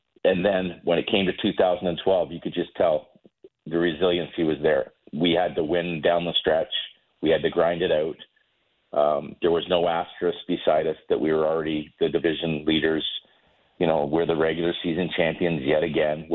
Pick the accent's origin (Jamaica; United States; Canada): Canada; Toronto, Ontario; moved away; growing up in Toronto